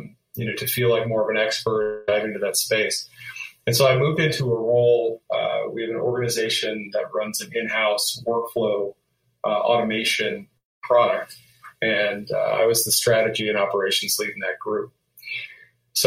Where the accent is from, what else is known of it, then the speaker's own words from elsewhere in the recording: Canada; moved away as an adult; now in United States; I grew up in Canada, and I immigrated to the United States in my early 20s